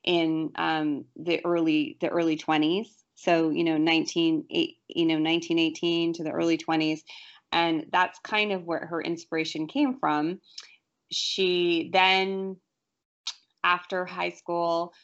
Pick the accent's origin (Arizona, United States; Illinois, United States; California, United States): California, United States; I'm from California